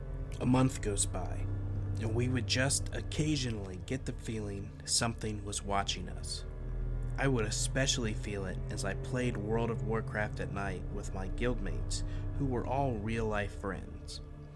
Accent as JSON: {"language": "English", "region": "Ohio", "country": "United States", "tie": "born or raised there", "said": "we had just moved into a new apartment in Bellevue, Ohio, very close to my hometown."}